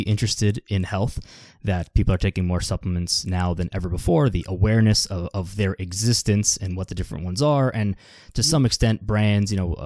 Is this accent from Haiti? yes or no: no; Canada; As a Canadian myself